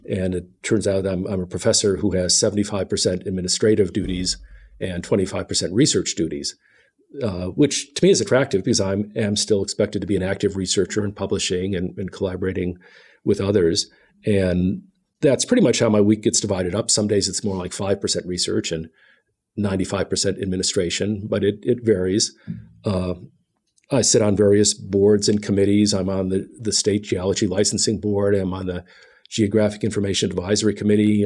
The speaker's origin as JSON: {"language": "English", "town": "Cleveland", "region": "Ohio", "country": "United States", "tie": "born or raised there", "moved": "yes", "lives_now": "Kentucky, United States", "said": "I grew up in Cleveland, Ohio, not too far from Lake Erie"}